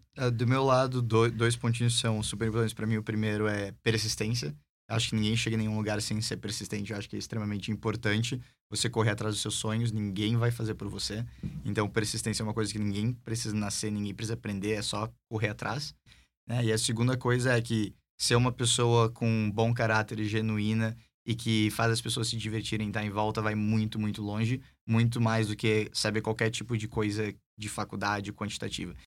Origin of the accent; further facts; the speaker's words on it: Brazil; now in United States; eu era brasileiro